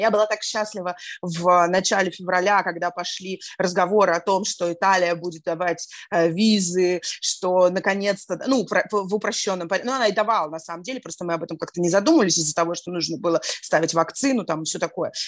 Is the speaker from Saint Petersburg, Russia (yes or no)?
yes; Saint Petersburg, Russia; moved away as an adult; now in Antalya, Turkey; Я из Петербурга, я родилась и выросла в Петербурге